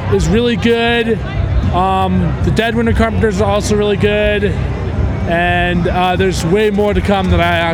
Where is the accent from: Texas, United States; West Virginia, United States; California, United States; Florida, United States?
California, United States; Truckee; I'm from Truckee, California.